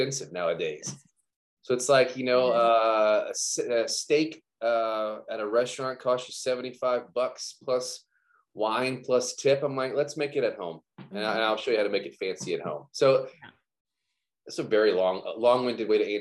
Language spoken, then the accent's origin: English; Baton Rouge and New Orleans area, South Louisiana, United States; I'm from the South Louisiana, Baton Rouge and New Orleans area